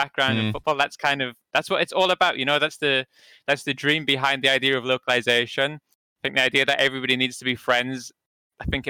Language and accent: English; England, United Kingdom; I'm English